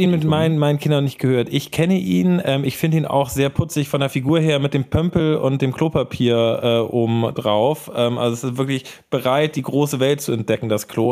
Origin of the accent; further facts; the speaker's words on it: Hamburg, Germany; ich komme aus Hamburg